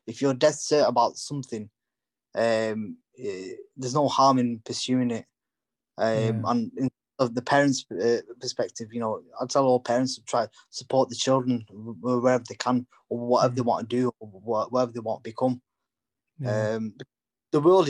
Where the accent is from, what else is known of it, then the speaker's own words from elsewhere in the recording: United Kingdom; first language English; I was born and brought up in the UK, you know, English is my first language